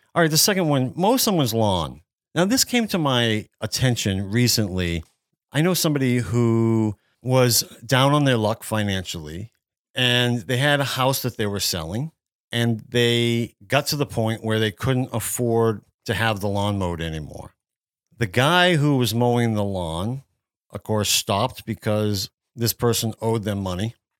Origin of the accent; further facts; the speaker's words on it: Worcester area, Massachusetts, United States; moved away; I grew up near Worcester in the Worcester area of Massachusetts. This is central Massachusetts